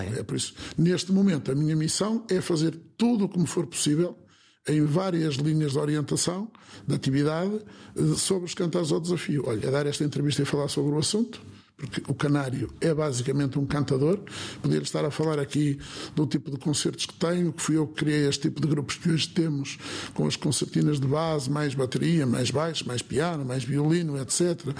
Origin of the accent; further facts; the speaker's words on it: Viana do Castelo, Norte, Portugal; aqui na minha terra, aqui em Viana, aqui em Vila Nova Danha, nas nossas terras